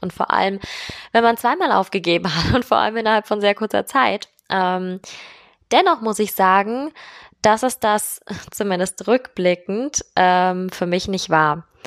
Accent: Germany; Bei uns in Deutschland

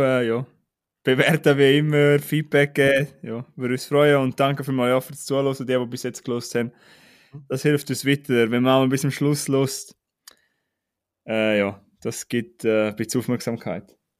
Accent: Switzerland; bei uns in der Schweiz

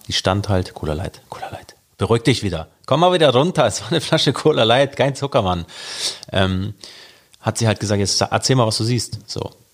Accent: Hamburg, Germany; also born or lived in Norderstedt; Ich bin aufgewachsen in Hamburg, mitten an der Kieler Straße in Altona

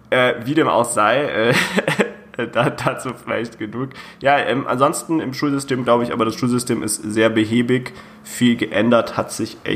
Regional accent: Bavaria–Hesse border, Germany; ich komme ja aus der Grenze zwischen Bayern und Hessen

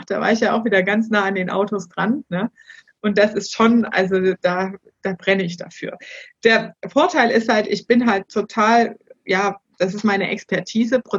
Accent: Erfurt, Thuringia, Germany; Gebürtig komme ich aus Erfurt.

